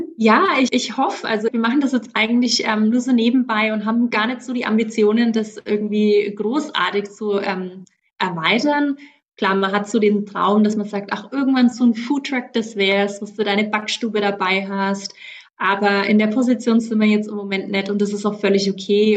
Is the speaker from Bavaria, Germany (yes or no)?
yes; Middle Franconia, Bavaria, Germany; accent: southern German; moved away as an adult; now in Gympie, Australia; ich bin aus Mittelfranken, falls man es nicht hört